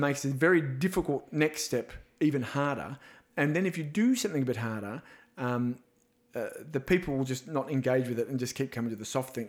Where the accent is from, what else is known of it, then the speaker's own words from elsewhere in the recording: Australia; being an Aussie